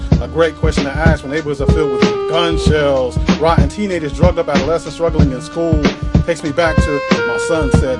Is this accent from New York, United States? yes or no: no; Northern Illinois, United States; I was born and raised in Northern Illinois